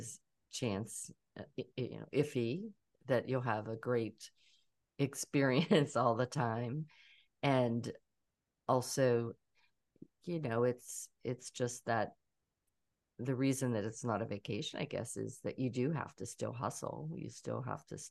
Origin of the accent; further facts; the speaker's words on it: Pittsburgh, Pennsylvania, United States; also born or lived in Trafford, Pennsylvania; now in Atlanta, United States; I'm originally from Pittsburgh, even though I'm an Atlanta girl now.